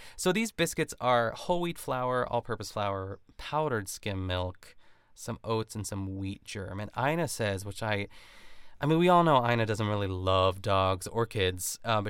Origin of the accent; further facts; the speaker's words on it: Canada; It's like when you go out like and as a Canadian, like